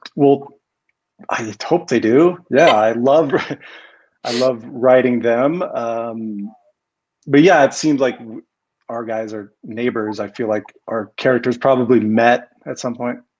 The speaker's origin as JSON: {"language": "English", "region": "Colorado", "country": "United States", "tie": "born or raised there", "also_born_or_lived": "Seattle, Washington", "said": "I'm from Colorado. I grew up in Colorado. I can't claim native, but I was born in Seattle"}